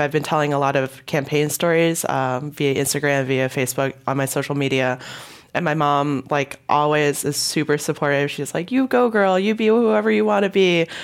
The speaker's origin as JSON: {"language": "English", "country": "Hong Kong", "tie": "born or raised there", "moved": "yes", "said": "I was born in Hong Kong"}